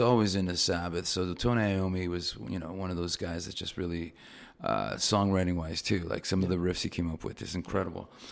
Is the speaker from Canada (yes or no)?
yes; Toronto, Ontario, Canada; moved away; I'm from Canada, right? Know, fine. So I grew up in Toronto.